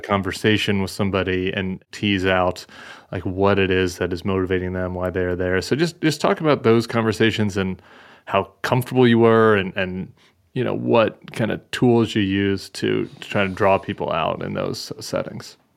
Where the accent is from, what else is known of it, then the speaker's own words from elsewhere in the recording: Colorado, United States; moved away as an adult; also born or lived in Washington, D.C.; now in New Orleans, United States; I'm from Colorado